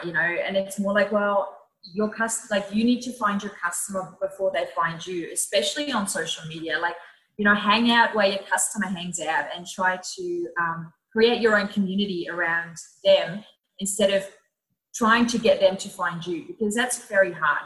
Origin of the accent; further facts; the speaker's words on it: Netherlands; moved away as an adult; now in Melbourne, Australia; I'm originally from the Netherlands, and I moved to Australia about uh, actually six years ago